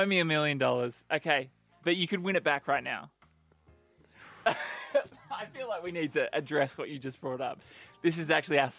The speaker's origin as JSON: {"language": "English", "town": "Perth", "region": "Western Australia", "country": "Australia", "moved": "yes", "said": "So we're both originally from Perth."}